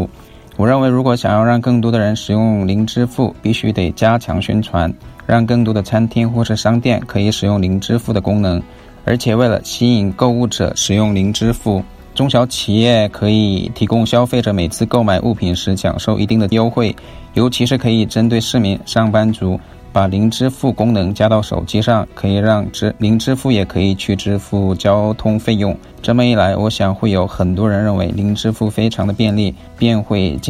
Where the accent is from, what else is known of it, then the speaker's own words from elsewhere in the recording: South Korea; Chinese is a second language; 你好，我是韩国人，